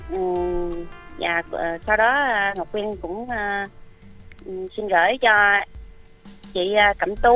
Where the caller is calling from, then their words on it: Đồng Nai, Vietnam; ở thì em à, đang ở đồng nai